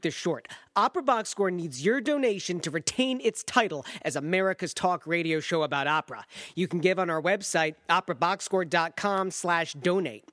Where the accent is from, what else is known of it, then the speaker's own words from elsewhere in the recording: Michigan, United States; now in Chicago, United States; I grew up in Michigan